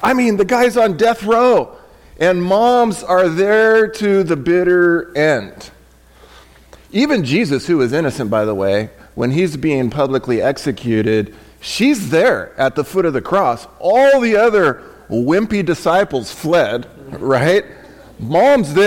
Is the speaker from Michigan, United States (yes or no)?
no; San Diego, California, United States; I was raised in San Diego, like El Cajon, if you guys are familiar with San Diego, El Cajon, Santee, Lakeside, Ramona